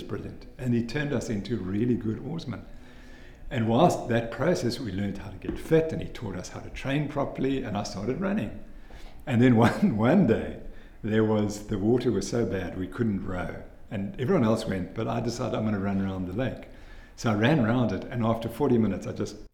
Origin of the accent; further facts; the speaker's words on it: Cape Town, Western Cape, South Africa; also born or lived in Zimbabwe; I went to Bishop's and finished at Bishop's